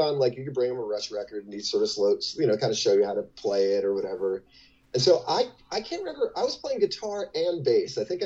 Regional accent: South Orange, New Jersey, United States; my hometown of South Orange, New Jersey

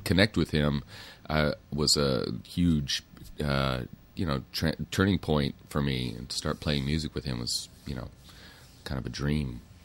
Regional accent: Manhattan Beach, California, United States; also born or lived in New York City; I grew up in the South Bay, Manhattan Beach, Hermosa Beach

